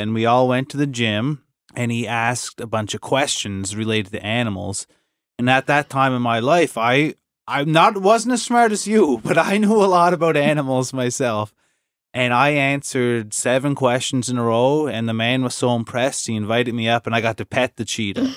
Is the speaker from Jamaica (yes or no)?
no; Inverness, Nova Scotia, Canada; I grew up in Inverness